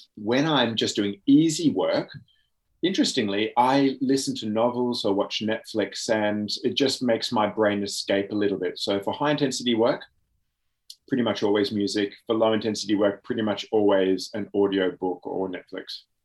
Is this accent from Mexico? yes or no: no; Oxford, South East England, United Kingdom; now in Australia; I was born in Oxford, England.